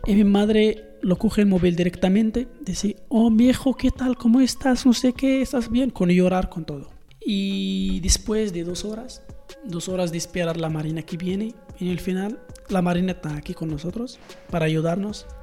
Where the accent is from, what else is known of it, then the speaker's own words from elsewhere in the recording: Morocco; Spanish is a second language; moved away as an adult; also born or lived in Marrakech; soy una joven marroquí de 21 años